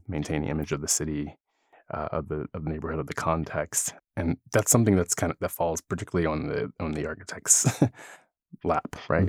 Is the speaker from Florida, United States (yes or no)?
no; Philadelphia, Pennsylvania, United States; moved away; also born or lived in California; I'm originally from Philadelphia and I grew up there